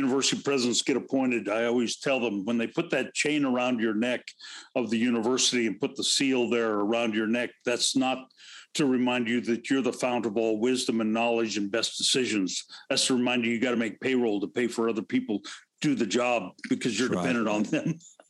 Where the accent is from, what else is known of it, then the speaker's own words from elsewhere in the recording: Pacific Northwest, United States; I grew up in the Pacific Northwest